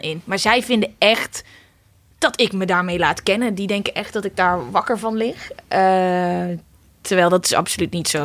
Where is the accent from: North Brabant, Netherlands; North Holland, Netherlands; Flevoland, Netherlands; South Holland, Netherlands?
North Brabant, Netherlands; Uden; moved away as an adult; also born or lived in The Hague; now in Amsterdam, Netherlands; Ik kom oorspronkelijk uit Uden